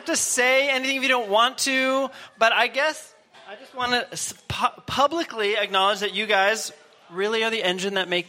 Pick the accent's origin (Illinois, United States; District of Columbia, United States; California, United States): District of Columbia, United States; Washington; now in Russia; Where I'm from Washington, D.C. in the U.S.